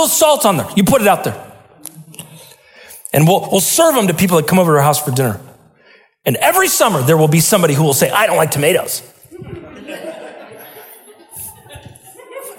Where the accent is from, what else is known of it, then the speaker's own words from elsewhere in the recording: Salem, Oregon, United States; Where I grew up in Salem, it rained all the time